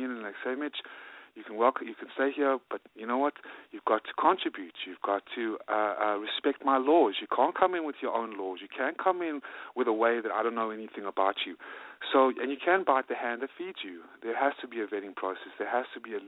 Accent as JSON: {"language": "English", "country": "South Africa", "moved": "yes", "lives_now": "United States", "said": "Originally from South Africa, and in 1995, I came with my mom and my dad and my sister and my grandmother to form another life"}